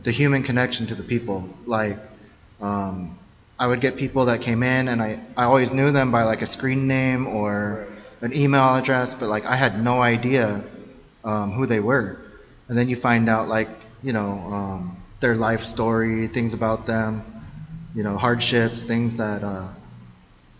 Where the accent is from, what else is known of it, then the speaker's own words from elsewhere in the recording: Chula Vista, California, United States; I'm from Chula Vista